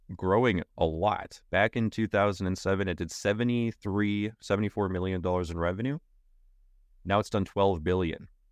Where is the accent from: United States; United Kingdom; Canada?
Canada; I am a Canadian